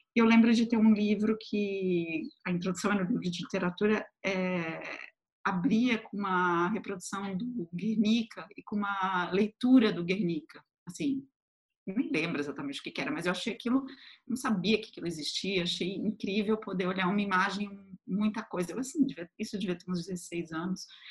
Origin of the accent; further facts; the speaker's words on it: Florianópolis, Santa Catarina, Brazil; moved away as an adult; also born or lived in Tubarão, Santa Catarina; now in São Paulo, Brazil; nasci numa cidade até um pouco menor, bem menor, que se chama Tubarão, em Santa Catarina também. Mas eu fui morar com poucos meses de idade em Florianópolis, então me considero de Florianópolis.